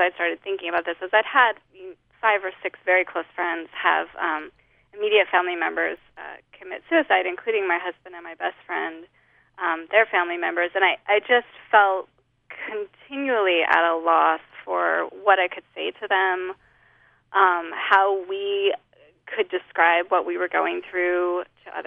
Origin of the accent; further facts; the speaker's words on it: Holladay, Utah, United States; moved away as an adult; now in Lafayette, United States; I grew up in Holiday